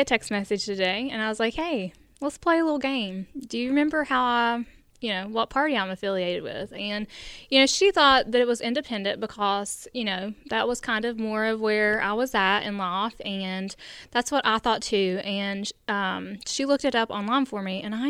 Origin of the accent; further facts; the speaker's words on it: United States; Growing up in Logan County